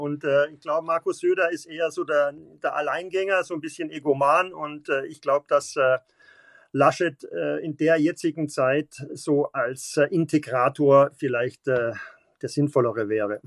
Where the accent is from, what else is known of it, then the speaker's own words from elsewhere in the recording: Munich, Bavaria, Germany; Auch als Bayer, äh, Bayer und äh, als, als Münchner hier